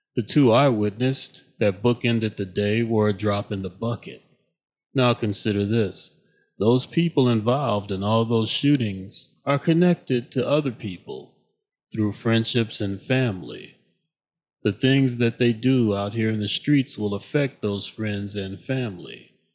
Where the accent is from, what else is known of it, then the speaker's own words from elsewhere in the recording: Chicago, Illinois, United States; I grew up in Chicago